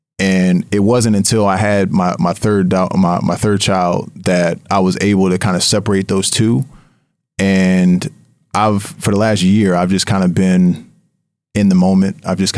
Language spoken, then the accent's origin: English; Harrisburg, Pennsylvania, United States; there was a team that was launching in my hometown in Harrisburg, PA, and they were looking for investors